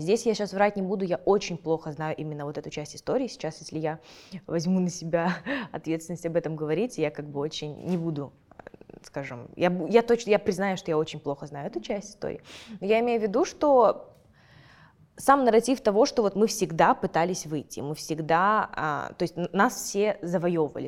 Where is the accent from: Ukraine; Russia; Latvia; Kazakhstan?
Kazakhstan; я этими исследованиями занимаюсь, и потом я хожу на какие-нибудь подкасты в Казахстане